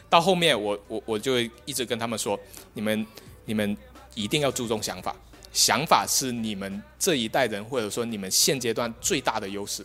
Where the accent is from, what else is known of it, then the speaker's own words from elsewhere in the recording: Guangdong, China; now in Shenzhen, China; 我是广东的